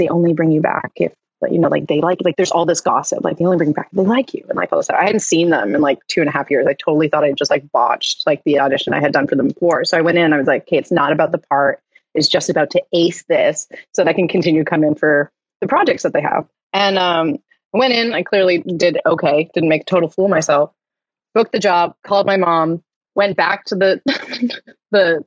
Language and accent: English; Vancouver, British Columbia, Canada; living in my hometown